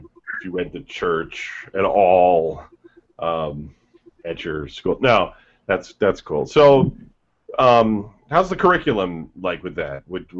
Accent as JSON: {"language": "English", "region": "Ohio", "country": "United States", "tie": "born or raised there", "also_born_or_lived": "Michigan", "said": "when I went to school for the first time in Ohio, because I grew up in Michigan, so around 4th grade"}